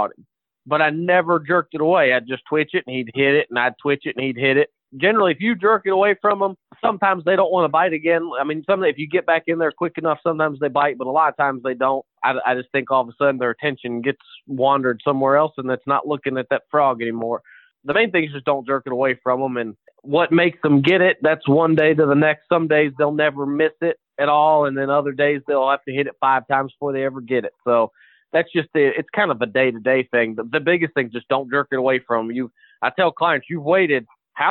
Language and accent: English; Virginia, United States; now in Alabama, United States; I'm originally from Virginia, so all my family lives there